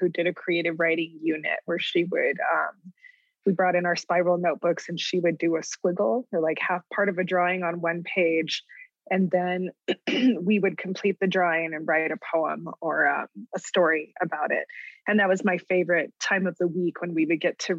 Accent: Deming, New Mexico, United States; moved away as an adult; I was there from Deming

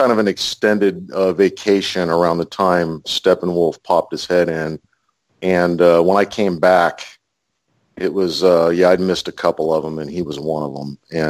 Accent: California, United States; also born or lived in Ohio / Oklahoma; now in Texas, United States; I haven't lived here very long, maybe a couple years. I'm originally from California and Ohio and Oklahoma and all over the place.

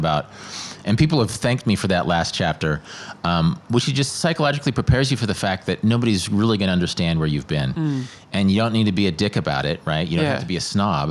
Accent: Midwest, United States; born or raised there

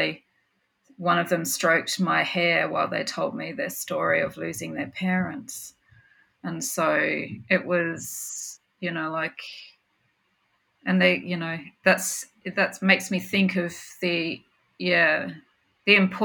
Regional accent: Woomera, South Australia, Australia; I was born in Warmer in the 70s.

